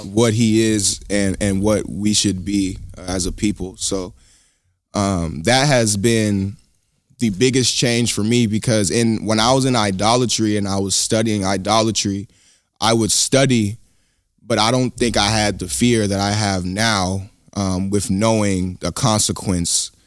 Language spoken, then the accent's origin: English; Sacramento, California, United States; growing up in Sacramento, um, you know, most of the education system is teaching you that all you really come from is slavery.